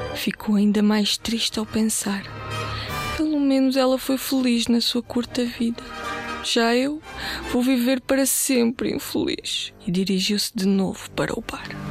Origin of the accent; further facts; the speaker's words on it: Portugal; also born or lived in Bulgaria; Eu nasci na Bulgária, ah, mas vivo cá desde muito, muito pequenina, desde os 4 anos e por isso já me sinto portuguesa também.